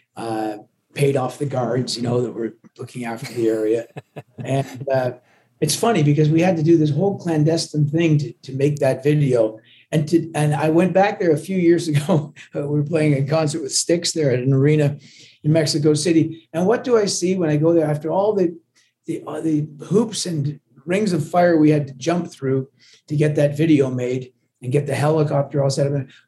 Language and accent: English; Canada; accent: watered down with Canadian sounding Scottish accent; also born or lived in Glasgow, Scotland; I was born in Glasgow, but my parents, you know, brought me to Canada against my well. Actually, they never even consulted me. I was just a little and uh, and so I grew up in Canada. So I'm very I'm very much Canadian.